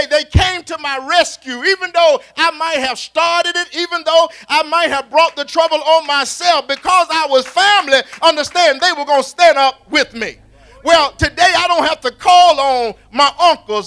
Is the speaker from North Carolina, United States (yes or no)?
yes; Raleigh, North Carolina, United States; when I was coming up as a child, growing up around Roberts Park, the east side of Raleigh